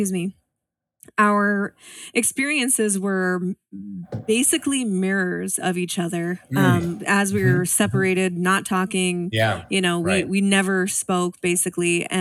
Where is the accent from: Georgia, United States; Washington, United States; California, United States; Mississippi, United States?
Washington, United States; Spokane; also born or lived in Seattle; I actually moved back home to my hometown, Spokane, Washington